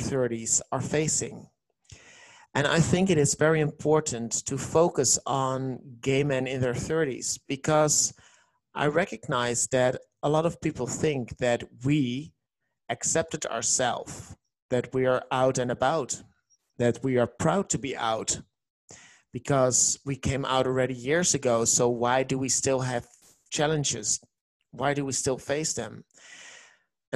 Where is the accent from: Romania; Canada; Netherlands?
Netherlands; English is a second language; I'm from the Netherlands, and that's the reason why you hear an accent